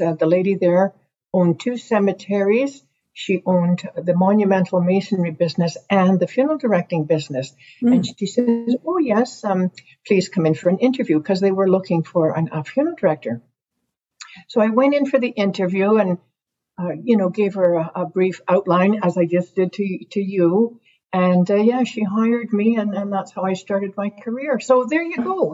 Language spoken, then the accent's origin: English; Pembroke, Ontario, Canada; I was born in Pembroke, Ontario